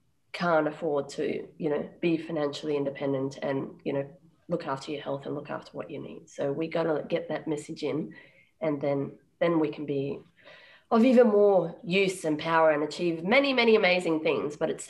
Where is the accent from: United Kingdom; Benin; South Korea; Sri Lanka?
Sri Lanka; also born or lived in Uganda; So I was born in Uganda and I did primary school in Sri Lanka.